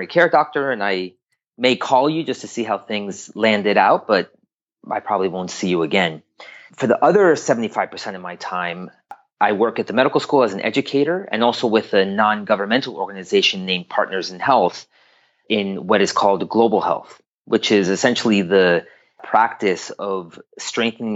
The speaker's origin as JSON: {"language": "English", "area": "Long Island", "region": "New York", "country": "United States", "tie": "born or raised there", "also_born_or_lived": "Mexico", "said": "So I was born in Mexico, but raised in New York. And growing up on Long Island, New York"}